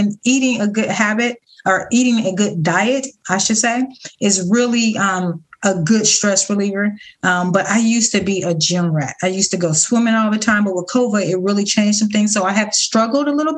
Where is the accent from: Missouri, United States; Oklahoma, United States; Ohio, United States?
Ohio, United States; now in Florida, United States; I'm originally from Ohio